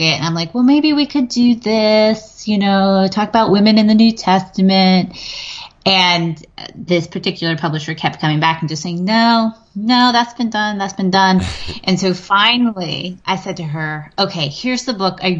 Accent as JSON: {"language": "English", "region": "western Pennsylvania", "country": "United States", "tie": "born or raised there", "moved": "as an adult", "lives_now": "Virginia, United States", "said": "I grew up in Pennsylvania, but okay. I grew up in a very similar community. it was in the western part of Pennsylvania, mountain foothills region."}